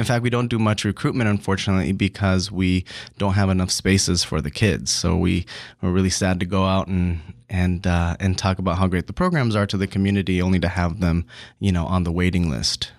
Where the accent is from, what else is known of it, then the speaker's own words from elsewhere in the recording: San Diego, California, United States; I grew up in City Heights in a single parent home